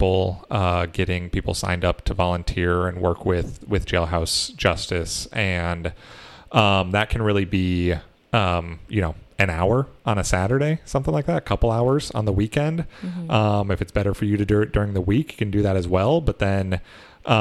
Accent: Iowa, United States; moved away; also born or lived in Minnesota; I grew up in Iowa, so I got to take part in the, Iowa caucuses

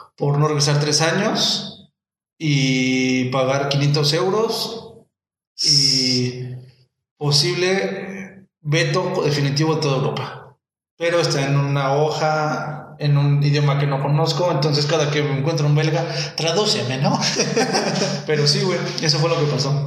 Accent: Mexico; first language Spanish; yo nací en México.

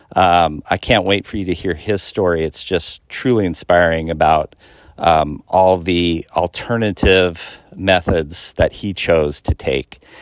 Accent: Seattle, Washington, United States; I'm from the Washington State area, um, the Seattle, Greater Seattle area

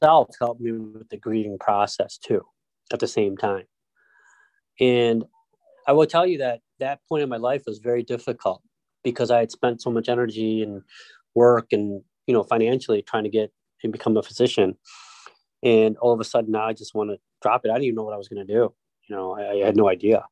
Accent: Detroit, Michigan, United States; moved away as an adult; also born or lived in Rochester, New York; We grew up in Detroit, lived in like a very small apartment

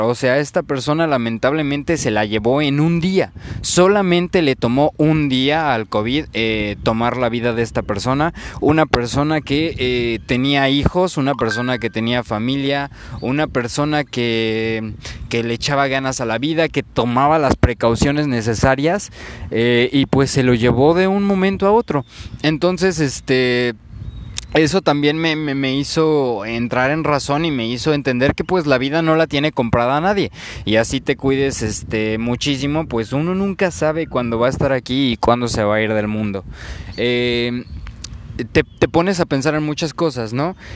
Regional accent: Mexico

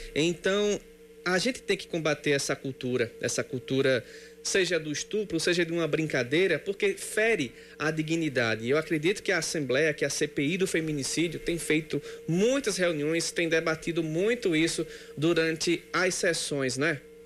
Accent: Sapé, Paraíba, Brazil; a minha infância foi toda em sapé.

